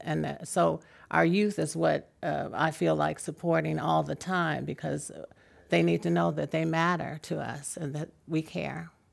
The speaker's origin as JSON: {"language": "English", "town": "San Francisco", "region": "California", "country": "United States", "said": "I'm from San Francisco"}